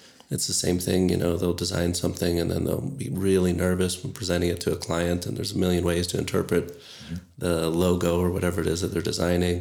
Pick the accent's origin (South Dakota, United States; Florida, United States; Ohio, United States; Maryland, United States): Florida, United States; Orlando; moved away as an adult; also born or lived in Grand Canyon / Eugene, Oregon / Hawaii; now in Flagstaff, United States; I grew up in Orlando or outside of Orlando